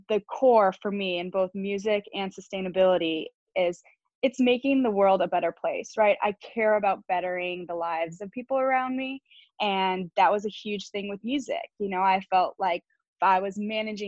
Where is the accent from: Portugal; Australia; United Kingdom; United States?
United States; Chicago, Illinois; moved away as an adult; also born or lived in California; now in Nashville, United States; I grew up in Chicago